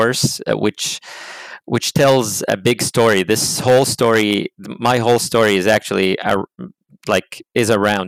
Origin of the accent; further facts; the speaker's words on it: Jordan; moved away as an adult; now in United States; I came from Jordan. Jordan is in the Middle East